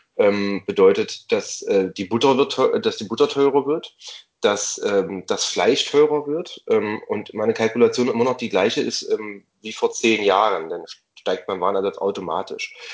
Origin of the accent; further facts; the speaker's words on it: East Germany, Germany; Erlebe ich als gebürtiger Ossi